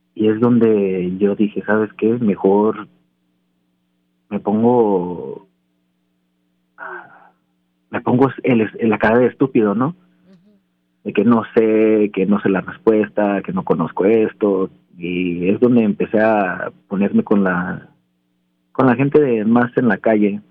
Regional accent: Anaheim, California, United States; also born or lived in Mexico; A los cinco, o seis años de edad eh, estaba yo construyendo piscinas en Anaheim, California

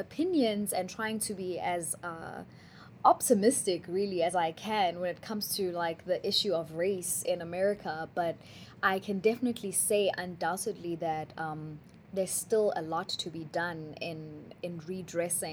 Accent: Benoni, Gauteng, South Africa; now in Charlotte, United States; growing up in Johannesburg, South Africa, I grew up in a small town called Benoni

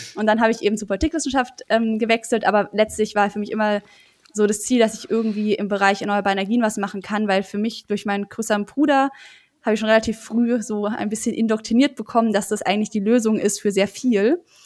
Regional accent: Germany; now in Heidelberg, Germany; Main komme ich eher her, aber ich würde sagen Neckar

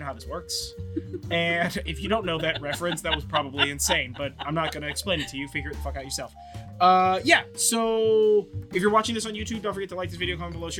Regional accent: California, United States; I'm from California.

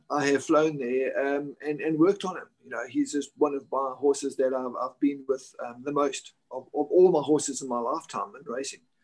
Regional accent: South Africa; moved away as an adult; also born or lived in Virginia, United States; now in Dubai, United Arab Emirates; when I was back in South Africa

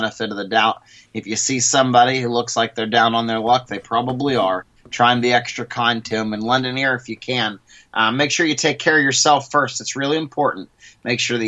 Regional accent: West Mifflin, Pennsylvania, United States; West Mifflin, Pennsylvania, the town that I grew up

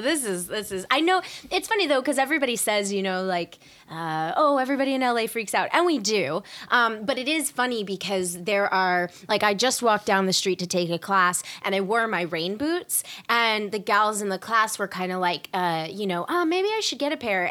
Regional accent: the South, United States; I grew up in the South and in the, in, like, the Orange County of the South, like, the suburbs

